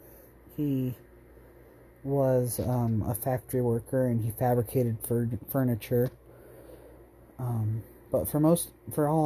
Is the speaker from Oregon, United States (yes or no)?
yes; Roseburg, Oregon, United States; also born or lived in Ontario, Oregon / Vale, Oregon / Buhl, Idaho; At Roseburg, I went from kindergarten until 8th grade, in middle 8th grade year